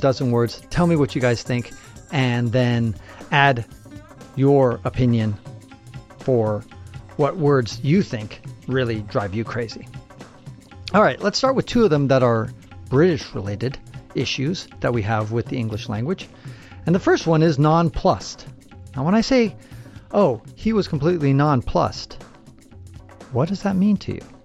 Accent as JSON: {"language": "English", "country": "United States", "tie": "born or raised there", "said": "my mom is from Chile, my dad's French, and I was born in the United States"}